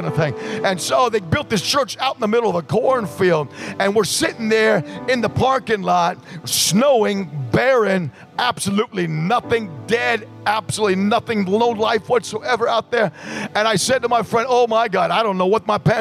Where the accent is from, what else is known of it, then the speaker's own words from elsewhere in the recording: New York City, New York, United States; moved away as an adult; now in Los Angeles, United States; I grew up in New York City